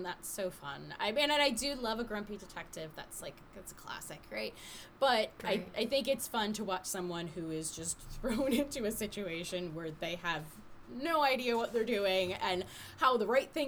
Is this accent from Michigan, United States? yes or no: yes; Detroit, Michigan, United States; I grew up in Detroit